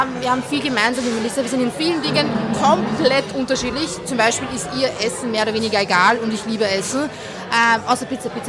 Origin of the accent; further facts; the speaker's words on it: Baden, Lower Austria, Austria; Also schaut, ich muss auch sagen, ich komme ja eigentlich aus Niederösterreich aus dem schönsten